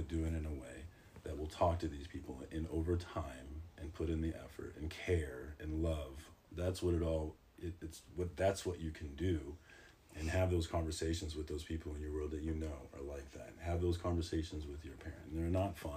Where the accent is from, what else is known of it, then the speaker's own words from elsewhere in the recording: Winfield, Kansas, United States; also born or lived in Detroit; I'm from Winfield, Kansas, so I've been a token quite a bit.